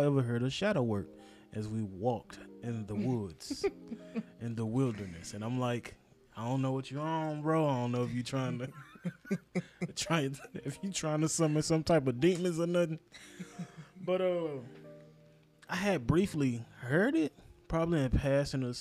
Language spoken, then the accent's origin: English; United States; I'm American